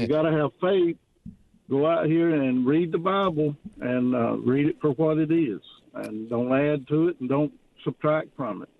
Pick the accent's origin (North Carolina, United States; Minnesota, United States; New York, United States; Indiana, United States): North Carolina, United States; now in Virginia, United States; I'm from North Carolina